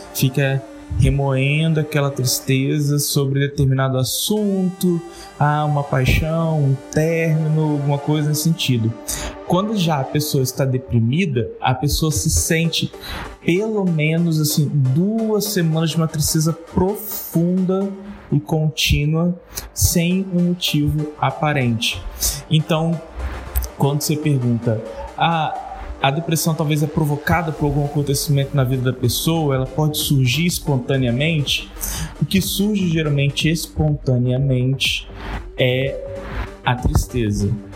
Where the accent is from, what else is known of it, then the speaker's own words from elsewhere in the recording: Vitória, Espírito Santo, Brazil; sou de Vitória, aqui no Espírito Santo